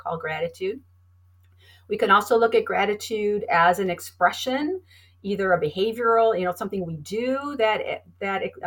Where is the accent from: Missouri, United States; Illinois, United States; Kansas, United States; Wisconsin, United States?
Wisconsin, United States; I'm from Wisconsin originally